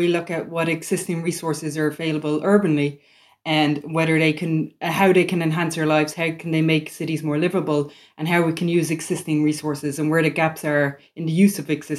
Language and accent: English; Dublin, Leinster, Ireland; moved away as an adult; also born or lived in Amsterdam; now in Cork, Ireland; So I'm from Dublin originally